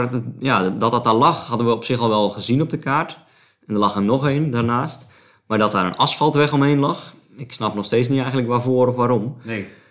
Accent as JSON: {"language": "Dutch", "town": "Sliedrecht", "region": "South Holland", "country": "Netherlands", "said": "Sliedrecht, het dorp waar ik vandaan kom"}